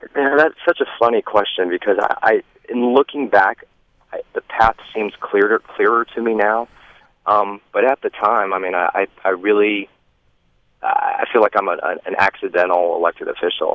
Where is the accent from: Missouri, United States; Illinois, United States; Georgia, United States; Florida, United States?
Georgia, United States; Stone Mountain; also born or lived in Columbia, South Carolina; I grew up in Atlanta, well, just outside of Atlanta in Stone Mountain, Georgia.